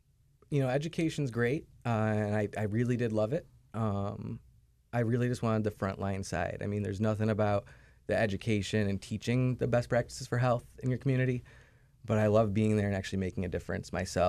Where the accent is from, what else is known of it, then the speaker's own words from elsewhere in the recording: Scottsville, New York, United States; Scottsville, New York.